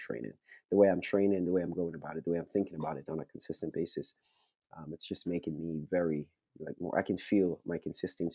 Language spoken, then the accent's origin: English; Yonkers, New York, United States; also born or lived in Florida; I grew up in Yonkers, the city of Yonkers